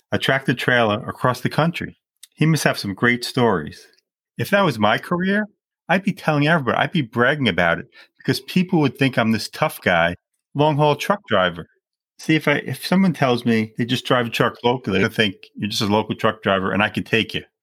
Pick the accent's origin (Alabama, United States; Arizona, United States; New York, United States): New York, United States; Long Island; now in Brooklyn, United States; I was born and raised in Long Island, New York, and I'm a law librarian working in a court who also loves his job We've lived in Bay Ridge, Brooklyn, New York for many years